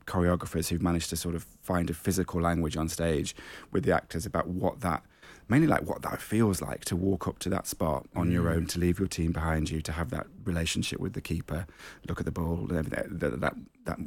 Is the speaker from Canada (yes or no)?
no; Nottingham, East Midlands, United Kingdom; I didn't really grow up with theatre in my life growing up in Nottingham